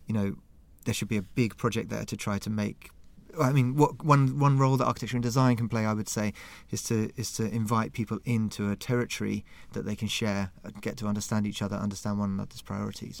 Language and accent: English; London, United Kingdom; now in Stockholm, Sweden; I'm from London